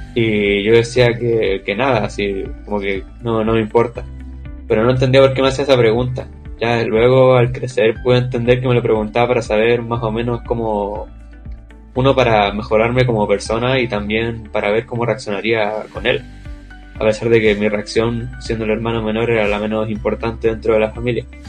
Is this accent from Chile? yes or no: yes; Chile; soy de Chile, tengo 17